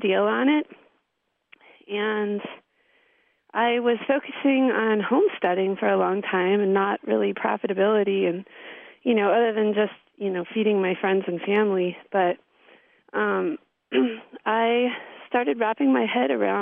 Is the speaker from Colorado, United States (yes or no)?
no; California, United States; moved away as an adult; also born or lived in Milwaukee, Wisconsin; now in Wisconsin, United States; I'm from California, and I initially was brought to Wisconsin via the film department at the University of Wisconsin in Milwaukee